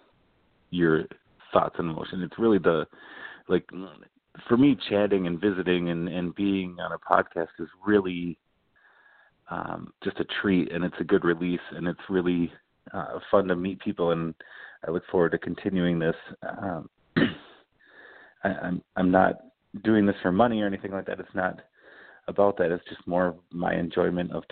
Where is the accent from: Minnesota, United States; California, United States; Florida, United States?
Minnesota, United States; Cottage Grove; I grew up mostly in a town called Cottage Grove, Minnesota, and I went to high school there